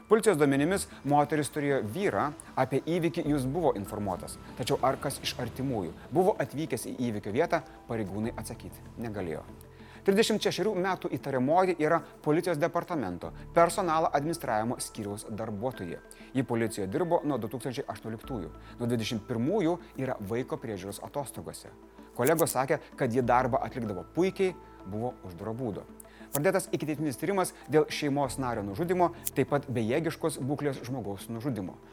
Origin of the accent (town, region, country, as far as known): Lithuania